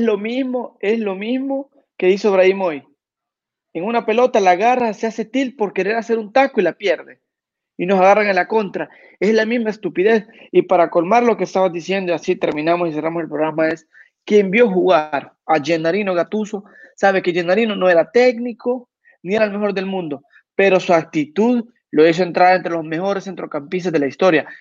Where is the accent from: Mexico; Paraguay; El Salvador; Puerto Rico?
El Salvador; En mi país